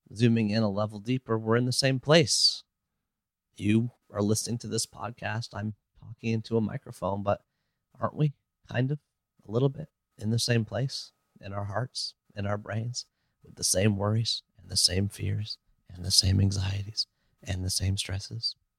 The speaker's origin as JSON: {"language": "English", "country": "Canada", "said": "I'm Canadian. I live in Toronto"}